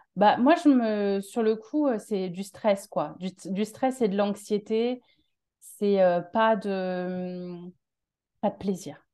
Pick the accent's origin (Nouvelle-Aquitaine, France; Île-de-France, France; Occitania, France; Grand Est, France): Île-de-France, France; Paris; accent: Parisian; moved away as an adult; now in Marseille, France; je suis de Paris à la base